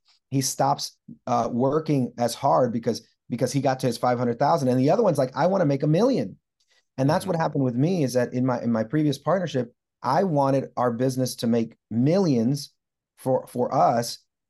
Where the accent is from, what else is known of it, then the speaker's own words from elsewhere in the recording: Puerto Rico; I grew up in a very modest, maybe lower income home. I grew up in Puerto Rico. We didn't have a lot.